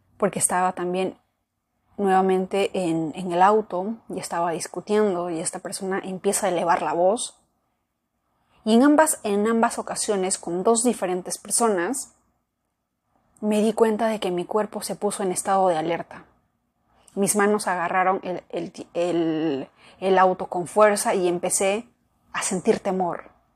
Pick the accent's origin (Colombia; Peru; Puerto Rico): Peru; yo nací en Perú